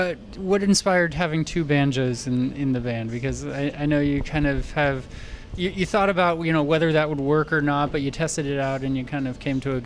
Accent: Napa, California, United States; grew up in Napa

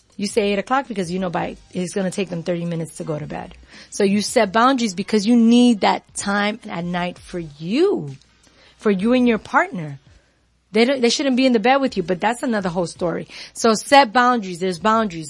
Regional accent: New York, United States; I'm from New York

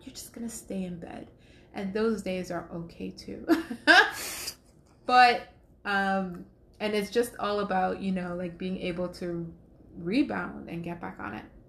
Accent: New York, United States; now in Atlanta, United States; I'm from New York

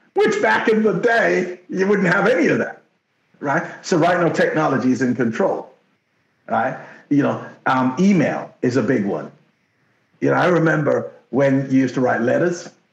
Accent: Jamaica; first language Jamaican Patois; English is a second language; now in Canada; when I first came to Canada. My English was so bad because they took me out of the bush in Jamaica

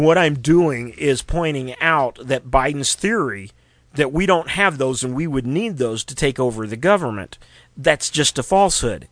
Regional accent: Missouri, United States; Missouri, my home state

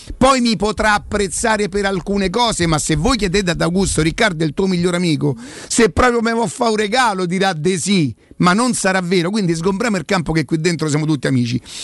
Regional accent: Rome, Lazio, Italy; Io vengo da Prima Valle

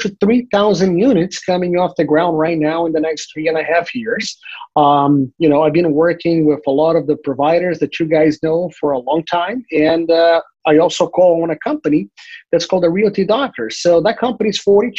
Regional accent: Brazil; now in Florida, United States; I'm from Brazil originally, and in 1991, my father was a bank executive during a bank robbery. My family moved to the U.S. in 1993

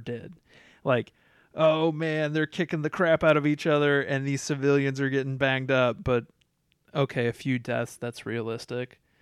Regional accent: Iowa, United States; I'm from Iowa

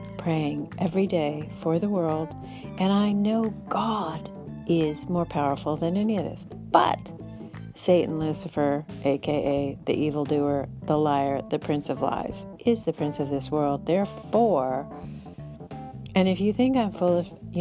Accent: Bay Area, California, United States; I grew up in the Bay Area

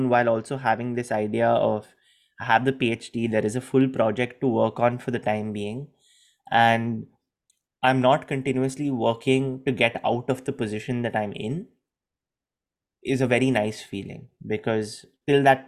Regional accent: India; moved away; also born or lived in Gujarat; I was very comfortable being Indian.

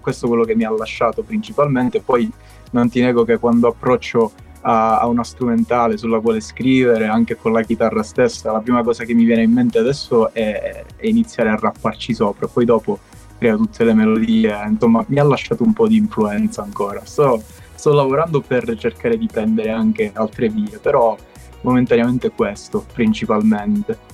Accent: Castrolibero, Calabria, Italy; io sono un cantautore calabrese, come dicevo eh, sono di Castro Libero, piccolo comune in provincia di Cosenza.

